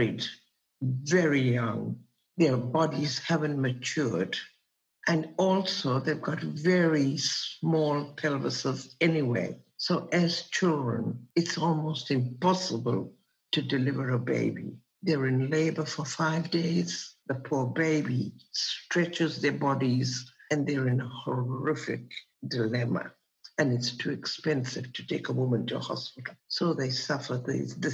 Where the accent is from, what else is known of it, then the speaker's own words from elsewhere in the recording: Kenya; I was born in Kenya and I worked there as a radiographer